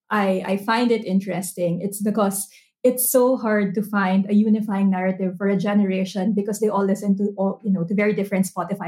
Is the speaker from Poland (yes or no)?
no; Philippines; moved away as an adult; having lived overseas, I think most of my adult life, it's really the one concrete connection I have with the motherland